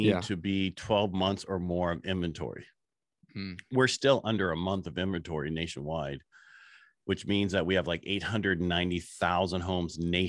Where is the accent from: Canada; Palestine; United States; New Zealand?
United States; Burlingame, California; born there; I was born in Burlingame, California